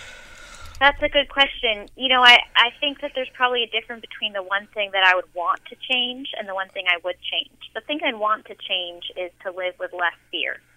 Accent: San Francisco, California, United States; I grew up in San Francisco

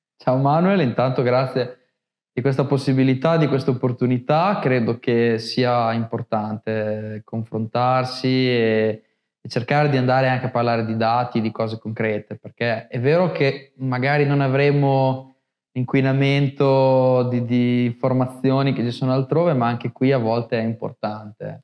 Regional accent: Montombraro, Emilia-Romagna, Italy; Io sono di Montombraro

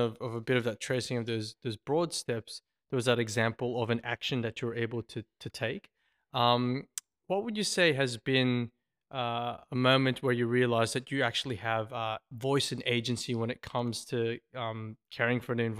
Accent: Philippines; now in Australia; I remember when we first moved to Australia, I'm from the Philippines with my family, and basically we didn't know what scones were.

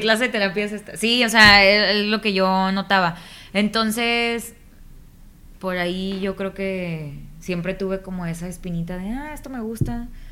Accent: Nuevo Laredo, Tamaulipas, Mexico; yo soy de Nuevo Laredo, Tamaulipas

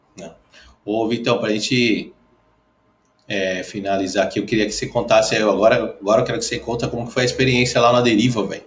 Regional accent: São Paulo, Brazil; Eu, eu que sou daqui, sou paulistano

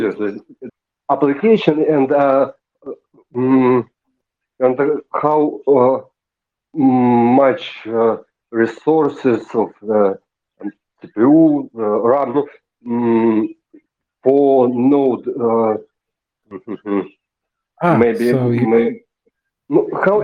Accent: Siberia, Russia; English is a second language; I'm from Russia, from Siberia.

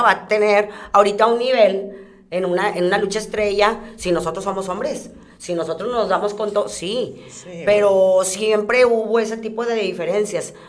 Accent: Guadalupe, Nuevo León, Mexico; yo siempre he ah, vivido en, el municipio de Guadalupe.

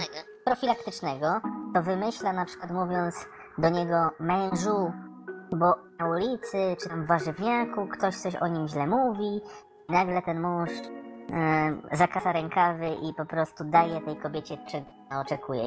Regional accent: Poland; jestem z Polski

